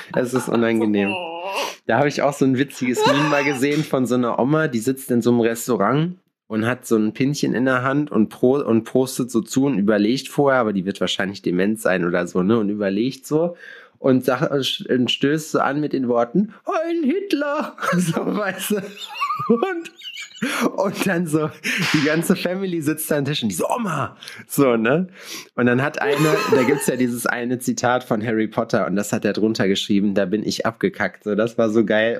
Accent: Sauerland, North Rhine-Westphalia, Germany; now in Jena, Germany; ich komme aus dem Sauerland

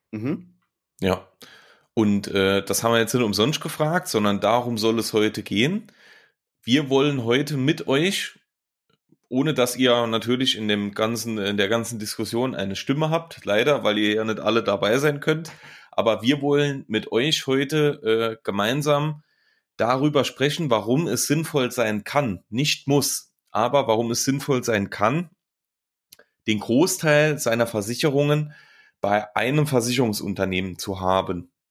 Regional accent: Saarland, Germany; Phasend oder Phasenacht ist quasi, so nennt man ja den Karneval bei uns im Saarland.

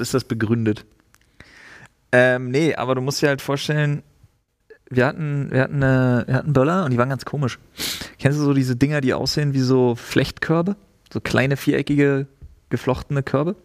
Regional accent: East Germany, Germany; also born or lived in Storkow; Ich bin Ossi.

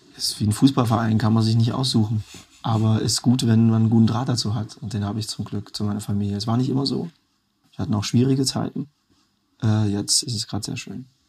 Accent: Erfurt, Thuringia, Germany; Heimat ist so, das, wo ich herkomme, Zuhause kann überall sein. Und bei mir ist halt beides Erfurt

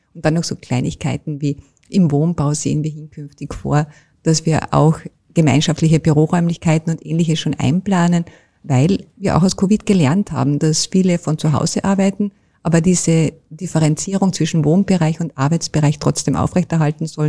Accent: Carinthia, Austria; als Kärntnerin und Kärntnerin

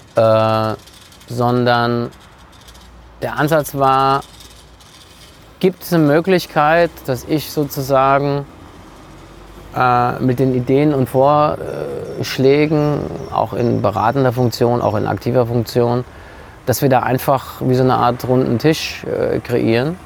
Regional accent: Frankfurt, Hesse, Germany; als Frankfurter

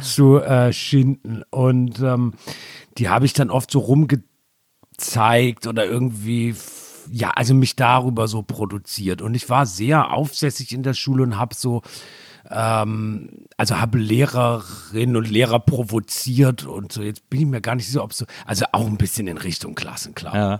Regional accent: Germany; ich bin ja sehr nah an Frankreich aufgewachsen, hatte deshalb Zugang, war oft in Straßburg

